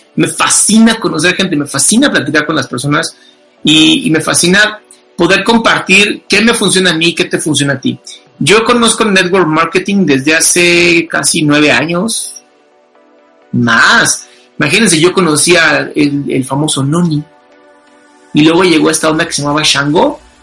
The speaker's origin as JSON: {"language": "Spanish", "country": "Mexico", "said": "pues soy mexicano"}